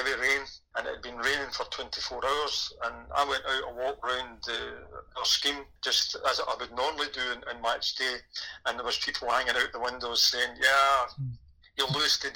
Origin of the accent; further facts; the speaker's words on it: Motherwell, Scotland, United Kingdom; I was obviously born and bred in Motherwell, brought up a Motherwell supporter